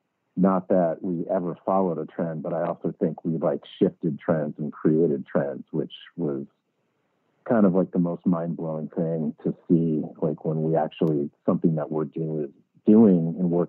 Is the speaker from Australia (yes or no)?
no; Connecticut, United States; I grew up in Connecticut, like in a small town, like east of Hartford, so kind of like the middle of nowhere.